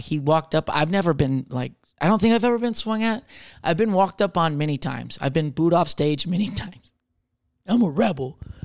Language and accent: English; Michigan, United States; I'm from Michigan